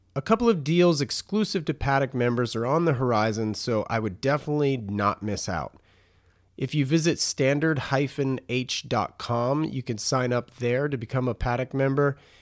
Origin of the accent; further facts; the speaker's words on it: North Carolina, United States; moved away as an adult; also born or lived in Raleigh; now in California, United States; I was born and raised in North